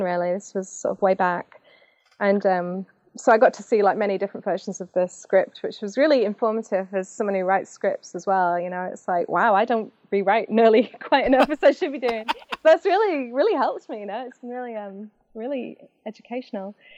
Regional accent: Macclesfield, North West England, United Kingdom; moved away as an adult; also born or lived in Manchester / London; now in St. Louis, United States; I'm from Macclesfield

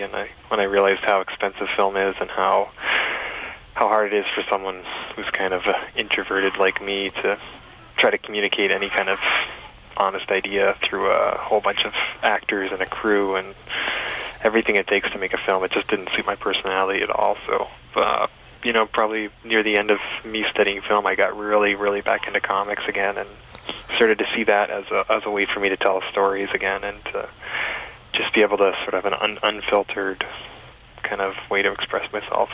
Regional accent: Essex County, Ontario, Canada; moved away as an adult; also born or lived in Toronto; I grew up in Essex County

